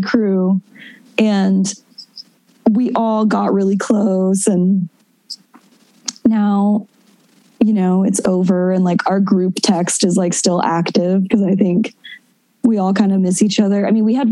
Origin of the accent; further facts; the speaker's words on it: Texas, United States; moved away as an adult; also born or lived in Austin, Texas; now in Los Angeles, United States; I'm a Texan. I love Texas. It's my home.